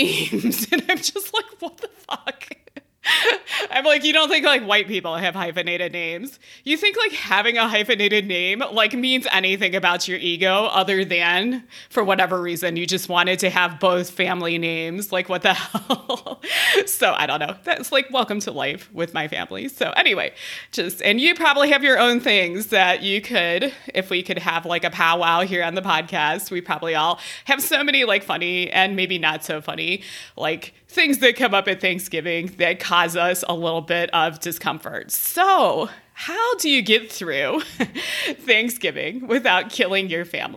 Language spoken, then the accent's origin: English; Ohio, United States; now in Colorado, United States; I have this Midwestern family. I'm from Ohio